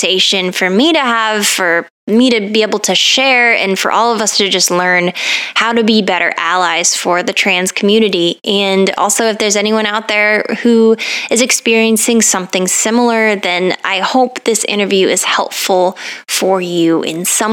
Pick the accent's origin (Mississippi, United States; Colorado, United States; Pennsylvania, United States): Colorado, United States; moved away; I grew up in Colorado